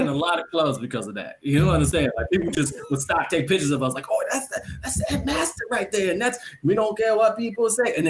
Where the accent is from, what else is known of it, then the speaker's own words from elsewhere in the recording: Jamaica; I'm Jamaican